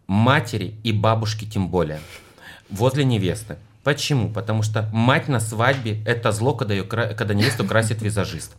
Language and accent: Russian; Russia; я из России